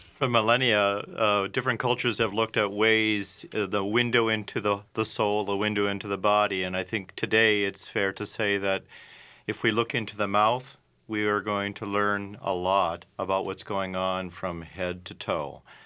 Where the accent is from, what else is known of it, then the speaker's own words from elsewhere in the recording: Minneapolis, Minnesota, United States; I'm a Minnesota boy. I grew up in the South Minneapolis area